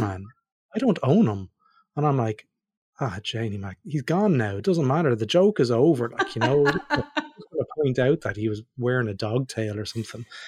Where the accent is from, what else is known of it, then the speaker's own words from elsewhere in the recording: Ireland; moved away; also born or lived in Australia; me being Irish